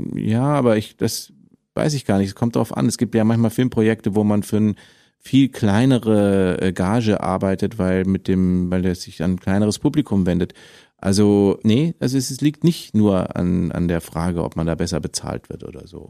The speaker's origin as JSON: {"language": "German", "town": "Munich", "region": "Bavaria", "country": "Germany", "tie": "born or raised there", "moved": "yes", "lives_now": "Berlin, Germany", "said": "als Münchner"}